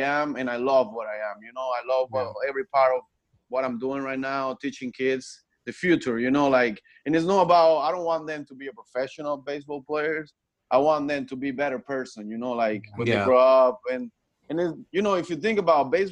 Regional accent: Punto Fijo, Falcón, Venezuela; English is a second language; now in United States; I grew up in Punto Fijo. The state is Falcón

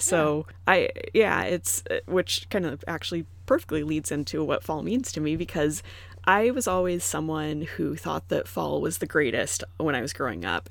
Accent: Arizona, United States; moved away as an adult; also born or lived in Indiana; I'm from Arizona, I never got a stereotypical fall

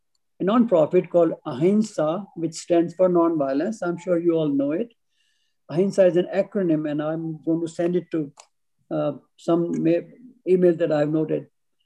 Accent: Pittsburgh, Pennsylvania, United States; We are both from Pittsburgh.

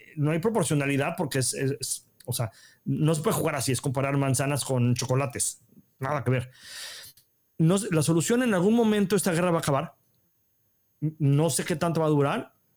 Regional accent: Mexico; now in Israel; como mexicano

